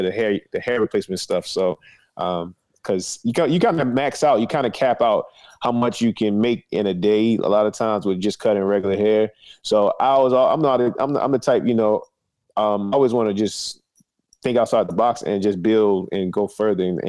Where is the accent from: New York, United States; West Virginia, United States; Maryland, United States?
Maryland, United States; Annapolis; I'm from Annapolis, Maryland, man. Right, it's right between Baltimore and D.C., the capital of Maryland, born and raised